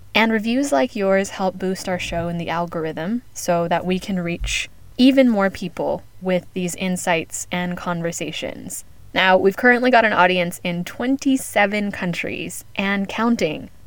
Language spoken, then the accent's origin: English; United States; now in Spain; as an American based in Spain